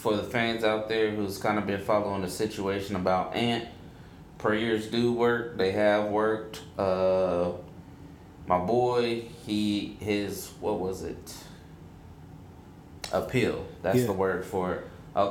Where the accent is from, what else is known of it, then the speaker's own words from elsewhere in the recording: United States; I am American. I'm from America, whatever.